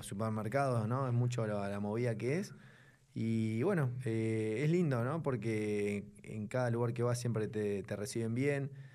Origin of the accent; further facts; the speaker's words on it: Buenos Aires, Argentina; soy de acá de Buenos Aires